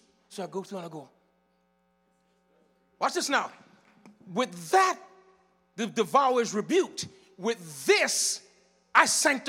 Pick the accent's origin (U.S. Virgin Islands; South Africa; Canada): U.S. Virgin Islands; now in -; My testimony is like this. I came from the Virgin Islands, rogue and rebellious. Went to Miami and found myself on the street homeless.